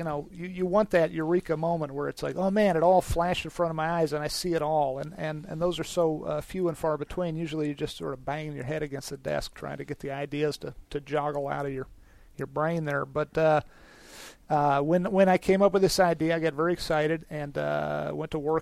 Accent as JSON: {"language": "English", "town": "Farmville", "region": "Virginia", "country": "United States", "tie": "born or raised there", "also_born_or_lived": "Richmond, Virginia / Chesterfield County, Virginia / Albuquerque, New Mexico", "moved": "as an adult", "said": "Virginia, born in Richmond, raised in a little town called Farmville, and then outskirts of Richmond, a little the county, Chesterfield County"}